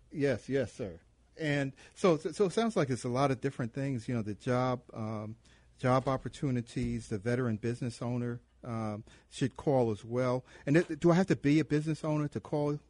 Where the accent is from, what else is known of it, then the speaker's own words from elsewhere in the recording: Chicago, Illinois, United States; Where are you from? And I said, "Chicago."